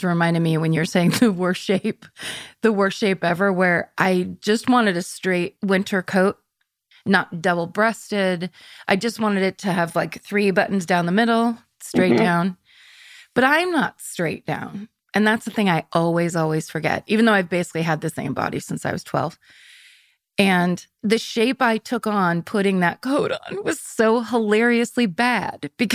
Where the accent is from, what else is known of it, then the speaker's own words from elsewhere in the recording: Northern California, United States; now in Los Angeles, United States; I'm from Northern California